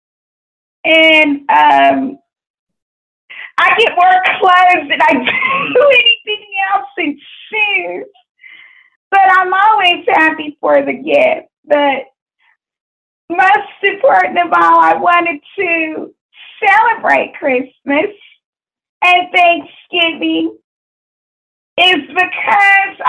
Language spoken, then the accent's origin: English; Waco, Texas, United States; moved away; also born or lived in Fort Worth, Texas; when I was growing up, I was born originally from Waco, Texas, but I came to Fort Worth in the year of 1997